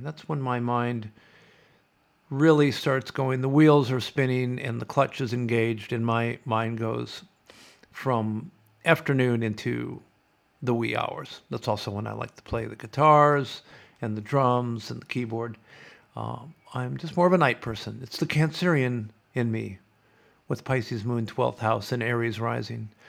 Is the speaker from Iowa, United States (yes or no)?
yes; Sioux City, Iowa, United States; moved away as an adult; also born or lived in California; now in Australia; I grew up on the Missouri River